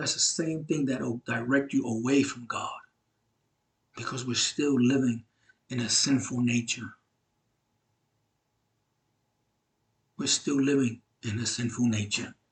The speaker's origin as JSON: {"language": "English", "town": "New York City", "region": "New York", "country": "United States", "said": "I'm from Brooklyn, New York, and so I have an accent"}